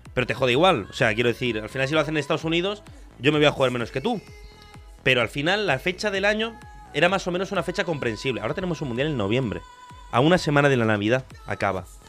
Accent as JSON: {"language": "Spanish", "country": "Argentina", "moved": "yes", "lives_now": "Spain", "said": "Yo soy argentino, pero todos los mundiales los he vivido aquí."}